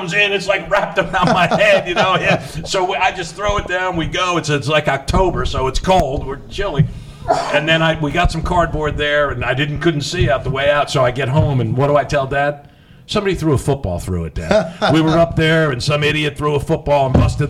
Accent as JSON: {"language": "English", "region": "New Jersey", "country": "United States", "tie": "born or raised there", "said": "I grew up in New Jersey"}